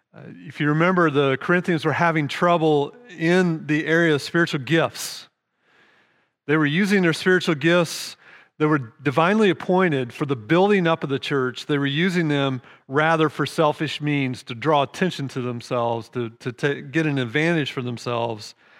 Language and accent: English; United States; We're American